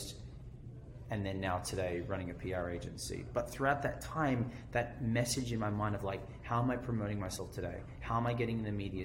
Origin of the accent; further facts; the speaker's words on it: Australia; accent: Australian; I think of, or Australian, right? It's my accent